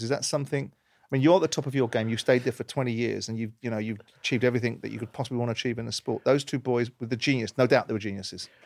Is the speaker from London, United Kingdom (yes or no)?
yes; London, United Kingdom; I come from South London. I was brought up with a certain outlook